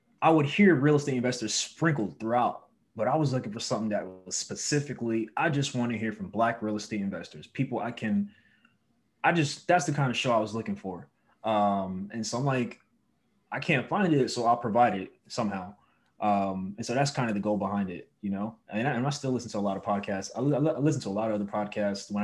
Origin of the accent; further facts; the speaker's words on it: New York City, New York, United States; moved away as an adult; now in Los Angeles, United States; I'm originally from Brooklyn, New York, born and raised. I moved to LA in 2016